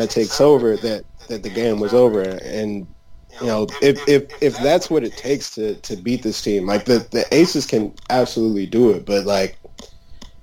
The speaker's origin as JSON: {"language": "English", "region": "Maryland", "country": "United States", "said": "I am from Maryland"}